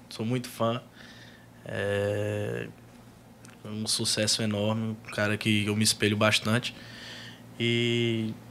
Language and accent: Portuguese; Piauí, Brazil; Piauí. É, minha terra querida, meu estado, lugar que eu amo, que eu defendo, que eu abraço, que tem um amor, um carinho enorme.